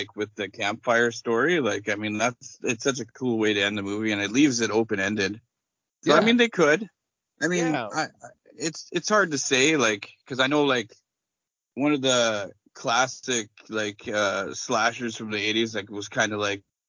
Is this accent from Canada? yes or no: yes; Canada; As a Canadian